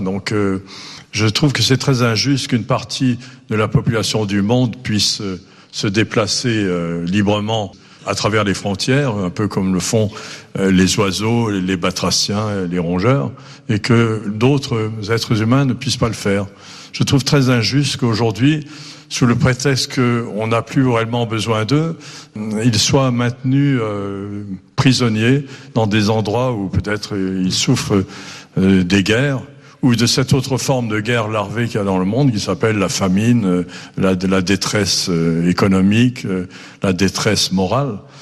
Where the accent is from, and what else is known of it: Nice, Provence-Alpes-Côte d'Azur, France; born or raised there; also born or lived in Brittany / Mauritius